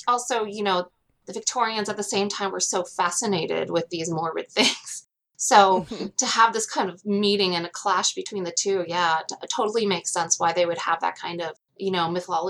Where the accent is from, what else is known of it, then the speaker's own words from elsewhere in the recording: Hawaii, United States; born there; So I was born in Hawaii. I've moved around a lot of different places, seen a lot of different things